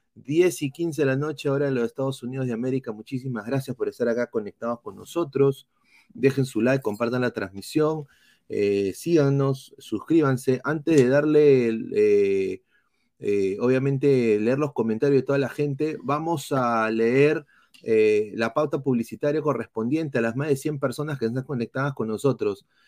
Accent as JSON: {"language": "Spanish", "country": "Peru", "moved": "yes", "lives_now": "United States", "said": "como peruano"}